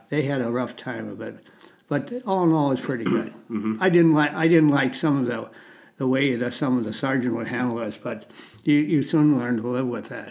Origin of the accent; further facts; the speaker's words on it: Goodhue, Minnesota, United States; I grew up in a, a little near a little town, uh, Goodhue, Minnesota, on a farm.